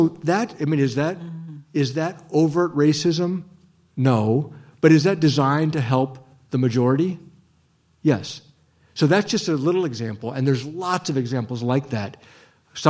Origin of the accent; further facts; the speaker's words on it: Ohio, United States; When I grew up in Ohio, I grew up accompanying my mom